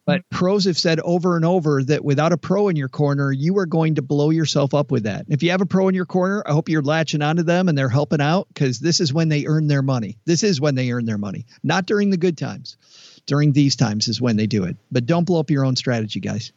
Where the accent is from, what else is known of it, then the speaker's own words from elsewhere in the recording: Detroit, Michigan, United States; I'm from Detroit